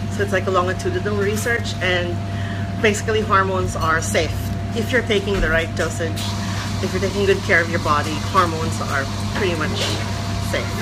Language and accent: English; Philippines; moved away as an adult; now in Hong Kong; I'm from the Philippines originally. I came to Hong Kong because I got a scholarship here.